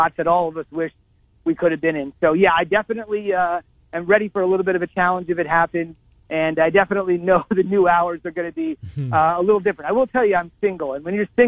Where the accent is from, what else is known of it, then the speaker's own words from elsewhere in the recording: New Jersey, United States; I grew up in New Jersey